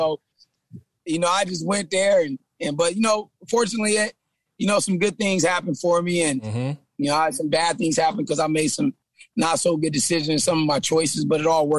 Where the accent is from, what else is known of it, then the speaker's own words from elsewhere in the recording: San Jose, California, United States; Man, I'm originally from San Jose. So okay. I grew up in San Jose. Been a lot of different states, man.